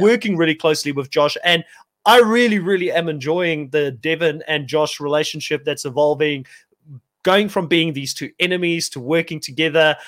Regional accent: South Africa; moved away; also born or lived in New Zealand; I come from South Africa.

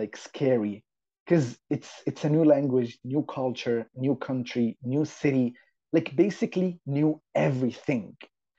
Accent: Saudi Arabia; English is a second language; moved away as an adult; also born or lived in Yemen / Jeddah, Saudi Arabia; now in Montreal, Canada; I'm originally from Saudi Arabia. I was born and grew up in Saudi Arabia till the age of 18. And then when I was 18, I came to Canada, basically Montreal, with absolutely no knowledge of English and French

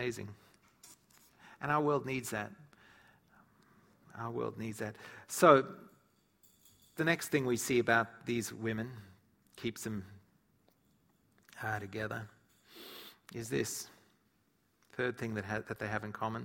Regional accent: South Africa; moved away; I grew up in South Africa

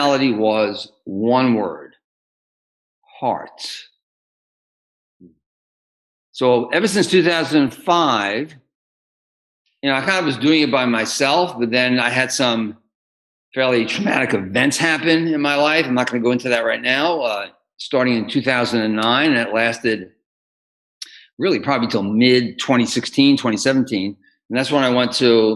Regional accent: New York City, New York, United States; moved away as an adult; also born or lived in Los Angeles; now in Austin, United States; I grew up in New York City. I lived all my life until 1997 in New York City, 16 years in LA, and then the last 8.5 years here in Austin

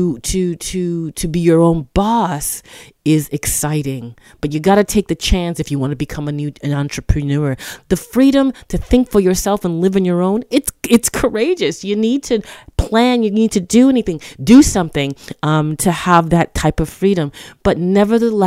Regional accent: Toronto, Ontario, Canada; I'm from Toronto, Canada

